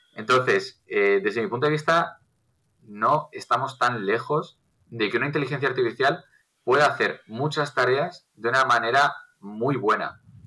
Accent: Castile and León, Spain; Castilla, que es de donde yo soy

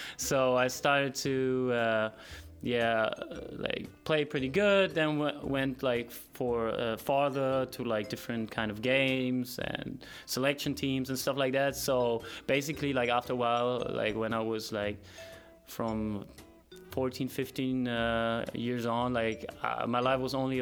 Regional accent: Germany; moved away as an adult; now in United States; I'm from Germany. Came here last year

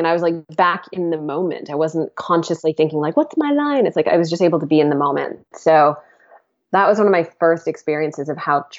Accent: United States; moved away; also born or lived in England; I'm like an American, and I had such a thing around being an American in England

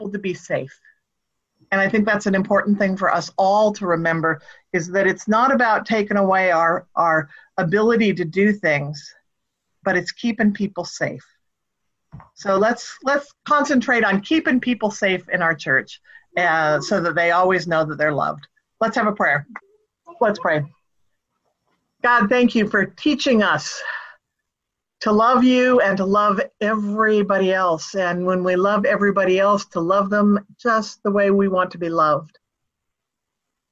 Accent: Northern California, United States; growing up in Northern California, we had property.

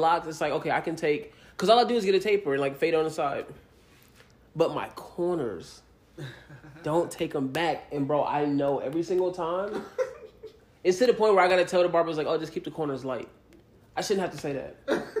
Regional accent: the South, United States; now in Las Vegas, United States; growing up, especially growing up in the South

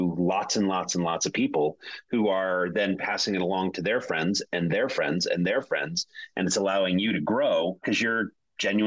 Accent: Connecticut, United States; I'm from Connecticut, so I don't have that New England accent

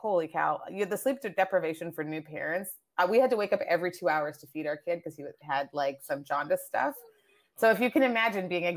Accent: Canada; also born or lived in Nigeria / Asia / France; I moved to Canada. I grew up in Canada.

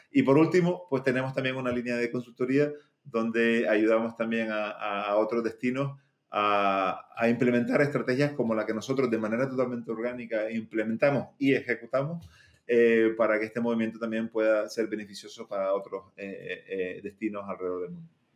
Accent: Canary Islands, Spain; moved away; yo soy eh, de las Islas Canarias, de España, eh, pero tuve la suerte también de vivir muchos años fuera y de decidir volver, ¿no? Porque tenía muchas otras opciones profesionales para estar en otros sitios, pero, pero me tiraba mucho volver a, a, mi, a mi sitio de, nacimiento, a mi ciudad de, nacimiento.

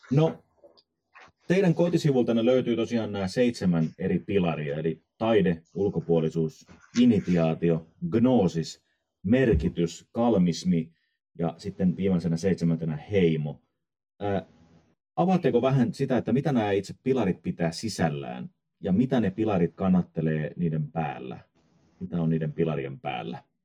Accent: Tampere, Pirkanmaa, Finland; now in Ecuador; Mä olen itse Tampereelta kotosi ja tota, kuten eh-, ehkä sen puheesta kuulee.

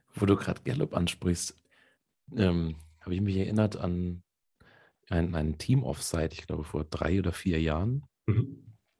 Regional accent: Hesse, Germany; accent: Hessian; ich bin ja äh, halber Hesse

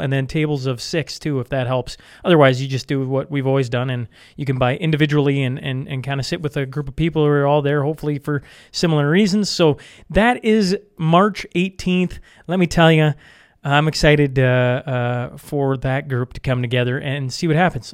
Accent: Saskatchewan, Canada; now in Alberta, Canada; I grew up on the Alberta Saskatchewan border, right? So just into Saskatchewan, now live just into Alberta

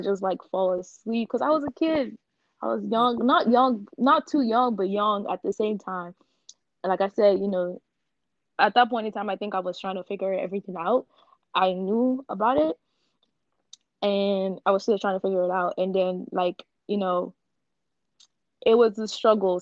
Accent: Nigeria; moved away; I'm gonna go back to growing up in Nigeria

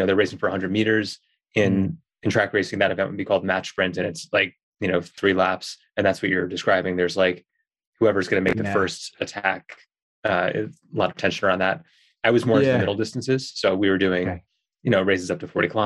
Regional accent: New York, United States; moved away as an adult; now in Colorado, United States; I'm from New York originally. I, you know, lived most of my life on the East Coast.

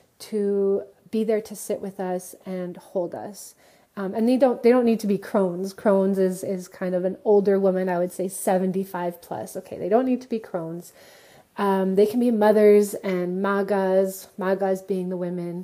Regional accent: Montreal, Quebec, Canada; moved away; since I'm originally from Montreal, so I'm connected to the community in Montreal

